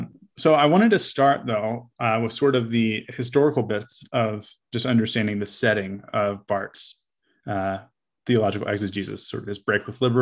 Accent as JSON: {"language": "English", "country": "United States", "said": "being an American in the West in 2021"}